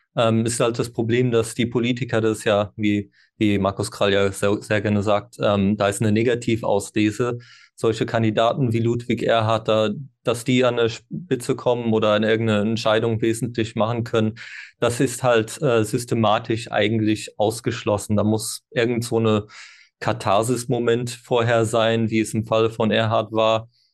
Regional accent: Ireland; first language English; German is a second language; moved away; ich bin ja ursprünglich in Irland geboren und Landessprache ist Englisch, bis äh, ich habe Deutsch erst mit zwölf gelernt.

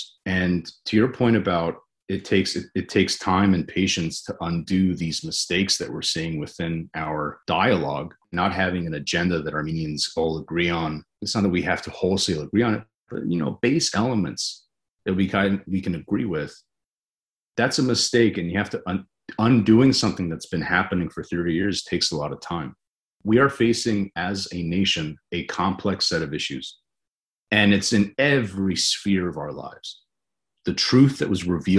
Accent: United States; I'm an American

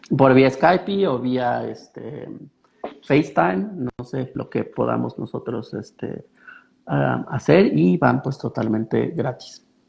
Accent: Mexico; also born or lived in Pachuca; nosotros como mexicanos

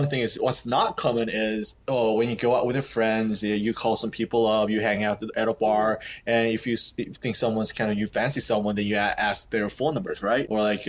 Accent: South Korea; English is a second language; also born or lived in United States; I was born and raised in Korea. I used to live in U.S. for 2 years when I was in elementary school.

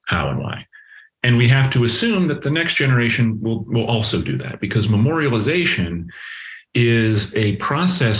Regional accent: Massachusetts, United States; moved away as an adult; also born or lived in Connecticut / Washington, D.C. / Pittsburgh; now in Columbus, United States; I grew up in Massachusetts

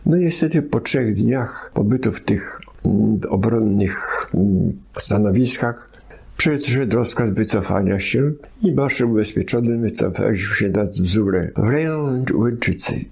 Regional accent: Kalisz, Greater Poland, Poland; also born or lived in Podolia; Ja jako siedmiu czy sześcioletni chłopak już od tego czasu mieszkałem w Kaliszu. I tam uczy, u, uczęszczałem do gimnazjum Asnyka

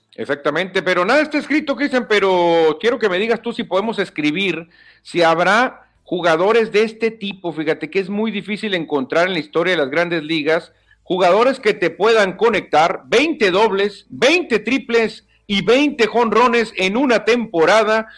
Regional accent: Mexico

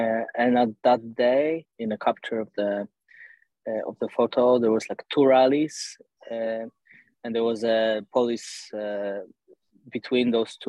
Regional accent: Warsaw, Masovian Voivodeship, Poland; English is a second language; I was born in Warsaw, and I spent most of my life here.

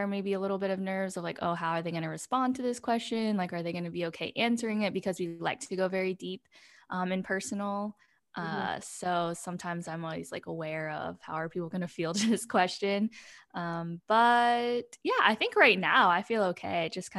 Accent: Pennsylvania, United States; also born or lived in South Korea; now in Austin, United States; I live in Austin, Texas. I'm originally from Pennsylvania. Actually, I'm from South Korea, but grew up in America.

